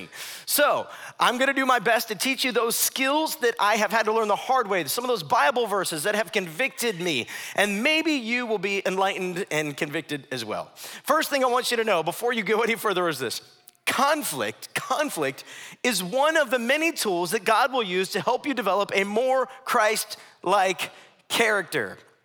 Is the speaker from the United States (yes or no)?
yes; Ohio, United States; moved away; My wife, my mom, we're from Ohio